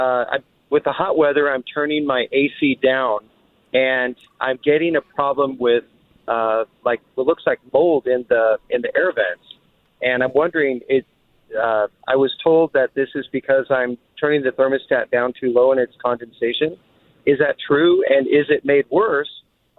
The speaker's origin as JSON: {"language": "English", "region": "Colorado", "country": "United States", "moved": "yes", "said": "I'm from Colorado"}